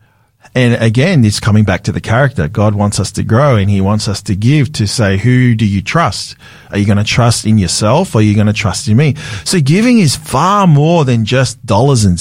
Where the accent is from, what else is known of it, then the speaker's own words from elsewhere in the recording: Sydney, New South Wales, Australia; my early experience in the Tongan Church, in the Methodist Church, where I grew up in Sydney